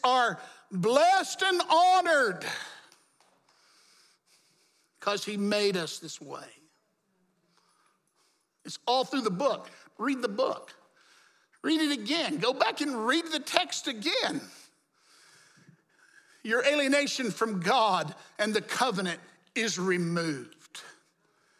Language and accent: English; the Jim Crow South, United States; I grew up in the Jim Crow South